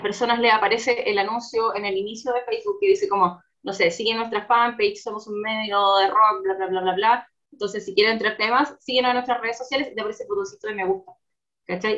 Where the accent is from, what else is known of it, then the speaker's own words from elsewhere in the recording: Concepción, Biobío, Chile; moved away as an adult; now in Santiago, Chile; soy de Conce, ahí estudié